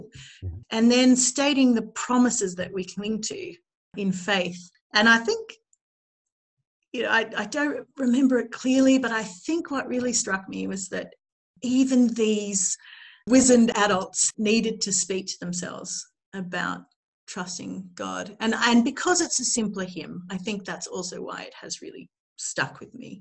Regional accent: Australia; I grew up in Australia

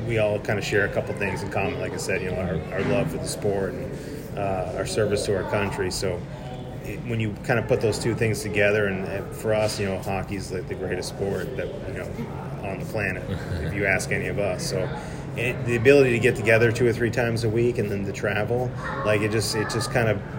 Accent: Maine, United States; So, I'm originally from Maine. So, it's was about four or five when my parents got me involved in the sport.

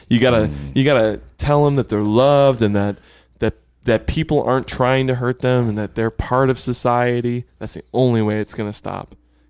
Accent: Buffalo, New York, United States; moved away; I grew up in Buffalo.

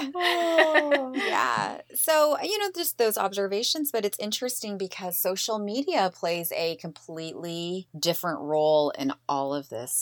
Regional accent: Eastern Washington, United States; grew up in, you know, Eastern Washington

